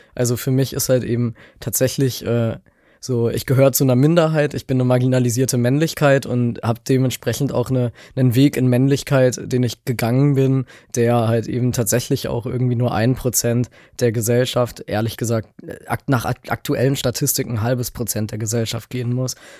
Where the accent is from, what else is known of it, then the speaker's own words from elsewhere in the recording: Leipzig, Saxony, Germany; ich bin aus Leipzig